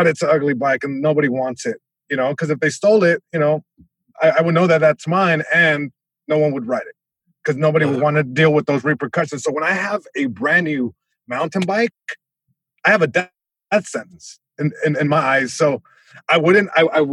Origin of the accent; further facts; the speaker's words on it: Long Beach, California, United States; I grew up in Eastside Long Beach.